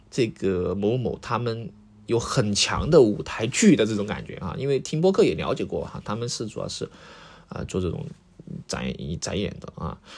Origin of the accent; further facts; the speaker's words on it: Sichuan, China; 作为一个四川人，我是能够听出来的